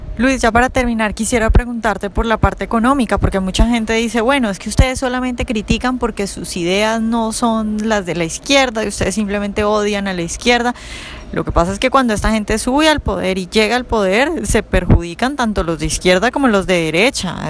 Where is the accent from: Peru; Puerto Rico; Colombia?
Colombia